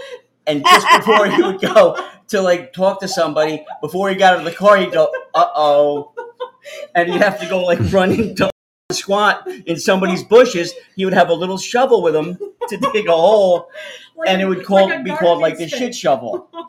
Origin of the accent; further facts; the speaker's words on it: Bethlehem, Pennsylvania, United States; Oh, Pennsylvania. All right. I was from Bethlehem.